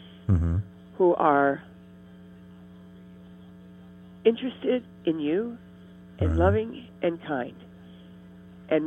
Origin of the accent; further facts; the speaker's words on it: Ohio, United States; moved away; I grew up in Ohio